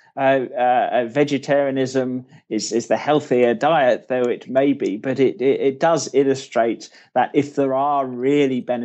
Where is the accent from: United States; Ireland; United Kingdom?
United Kingdom; accent: British; as you can probably tell from my accent, I'm a Brit myself.